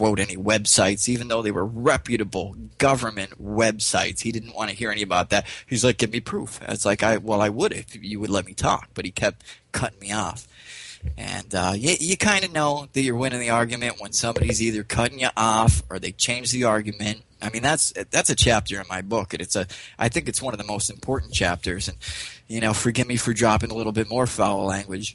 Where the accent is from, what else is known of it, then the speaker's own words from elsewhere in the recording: Pennsylvania, United States; growing up in Pennsylvania